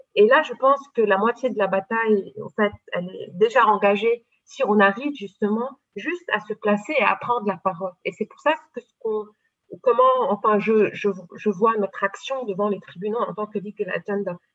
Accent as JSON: {"language": "French", "country": "Lebanon", "said": "mais je suis libanaise, euh, j'ai euh, fait mes études au Liban. ma culture est une culture libanaise"}